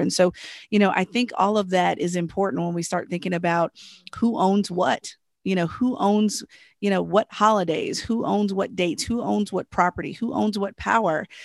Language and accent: English; Southern Virginia, United States; I'm from Southern Virginia